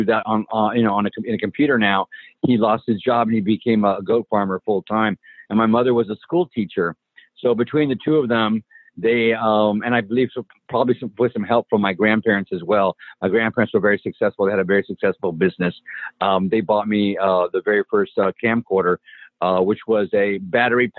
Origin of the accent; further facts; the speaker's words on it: Helotes, Texas, United States; I grew up in a small town in Texas, Helotes, Texas